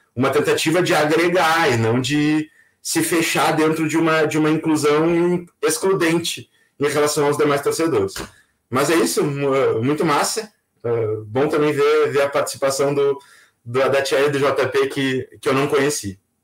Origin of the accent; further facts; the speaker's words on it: Pelotas, Rio Grande do Sul, Brazil; also born or lived in Porto Alegre; eu nasci em Pelotas